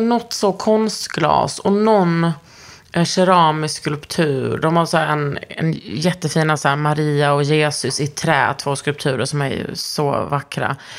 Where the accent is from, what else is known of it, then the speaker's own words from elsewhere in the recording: Lund, Skåne, Sweden; moved away; hemma i Lund